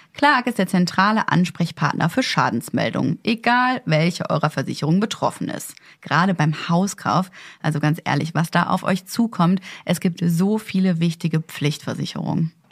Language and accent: German; Ruhr area, North Rhine-Westphalia, Germany; now in Berlin, Germany; Ich meine, ich komme aus dem Ruhrgebiet, da ist es ja komplett normal, dass da jeder sein kleines, äh, Einfamilienhaus hat